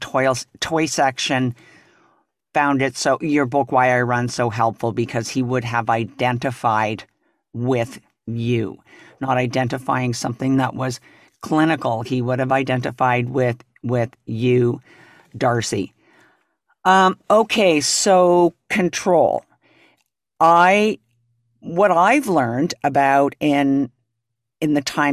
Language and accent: English; Toronto, Ontario, Canada; moved away; I'm from Toronto, and I remember when I was actually living here